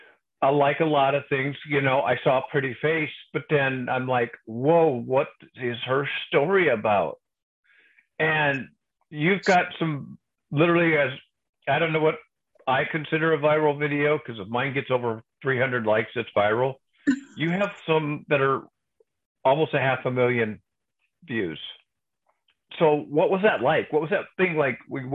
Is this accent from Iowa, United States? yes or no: yes; Iowa, United States; now in Texas, United States; I grew up in the Midwest, so grew up in a little small town in Iowa